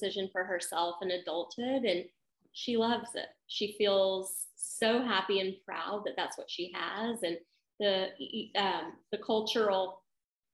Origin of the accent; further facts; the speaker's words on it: the South, United States; I grew up in the Christian South where we don't talk about sex